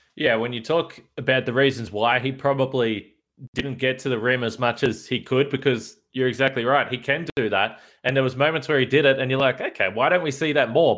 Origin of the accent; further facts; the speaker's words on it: Australia; as an Australian